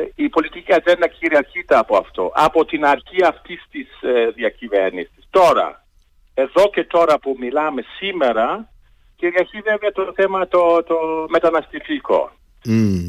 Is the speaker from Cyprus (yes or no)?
no; Germany; Greek is a second language; now in Athens, Greece; βλέπω την χώρα μου, την πατρίδα μου, είναι η Γερμανία, είναι η χώρα ε, που καταγομαι ε, από το εξωτερικό.